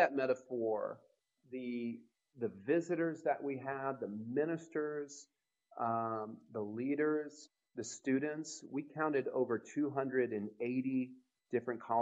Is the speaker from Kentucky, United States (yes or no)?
yes; Louisville, Kentucky, United States; I'm from Louisville, Kentucky